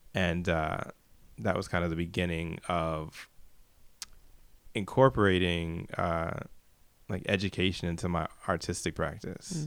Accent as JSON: {"language": "English", "town": "New York City", "region": "New York", "country": "United States", "said": "I'm from Brooklyn, New York."}